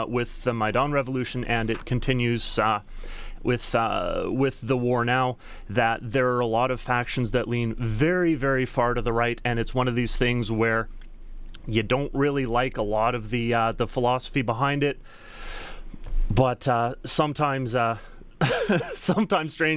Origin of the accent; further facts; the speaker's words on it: Edmonton, Alberta, Canada; I'm from Edmonton